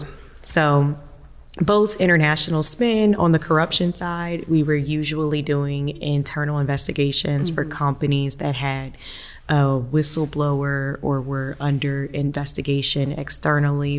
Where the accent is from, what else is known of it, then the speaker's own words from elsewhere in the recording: Savannah, Georgia, United States; moved away as an adult; also born or lived in Washington, D.C. / New York; now in Atlanta, United States; I'm originally from Savannah, and I've wanted to come back to Georgia for a very long time